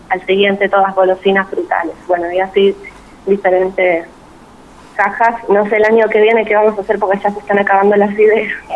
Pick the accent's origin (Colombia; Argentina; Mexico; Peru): Argentina